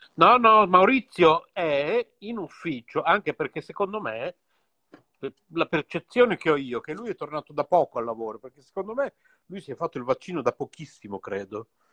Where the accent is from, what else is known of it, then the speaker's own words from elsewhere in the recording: Bologna, Emilia-Romagna, Italy; siamo tutti e due qui di Bologna